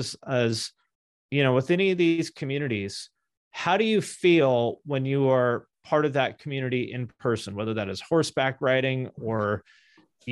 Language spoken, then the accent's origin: English; Seattle, Washington, United States; also born or lived in Ohio; now in Seattle, United States; I'm from Seattle originally